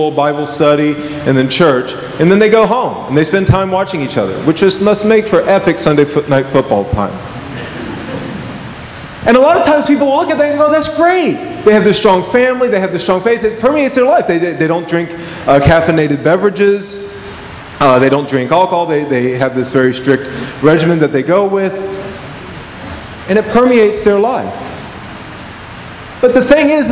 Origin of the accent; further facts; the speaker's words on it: Georgia, United States; I remember growing up in Georgia, there was a Mormon church down the street